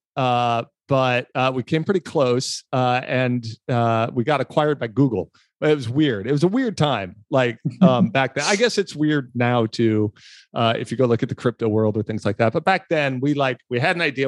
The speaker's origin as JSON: {"language": "English", "town": "Los Angeles", "region": "California", "country": "United States", "tie": "born or raised there", "said": "when I was a kid, I grew up in Los Angeles"}